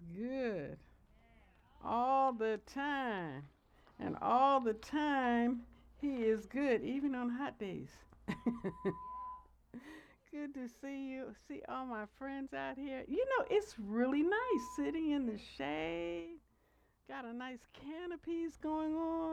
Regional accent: United States; as an American

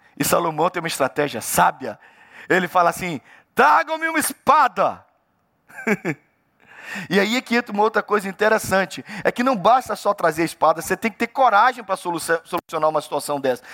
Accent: Pará, Brazil; eu sou do Pará

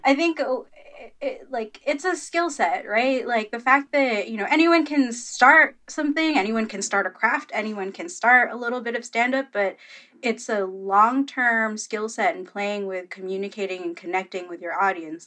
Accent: Philippines; I'm Filipino

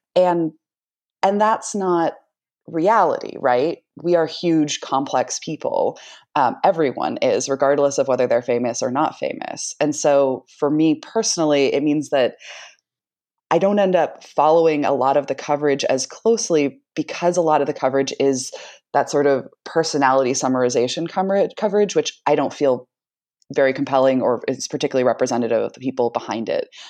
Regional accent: San Jose, California, United States; also born or lived in East Palo Alto, California / Washington, D.C. / Boston; I grew up in East Palo Alto and in San Jose

